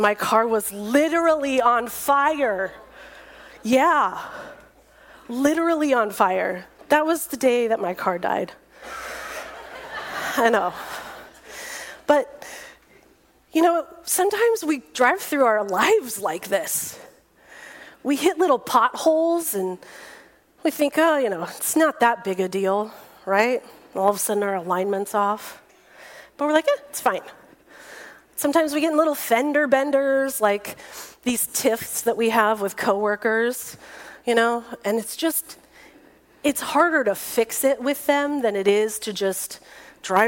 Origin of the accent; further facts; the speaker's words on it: Fresno, California, United States; moved away as an adult; now in San Diego, United States; I drove that car all over my hometown of Fresno